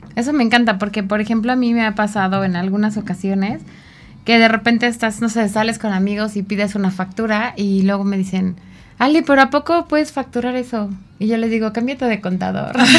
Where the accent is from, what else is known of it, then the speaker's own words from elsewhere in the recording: Mexico; como mexicanos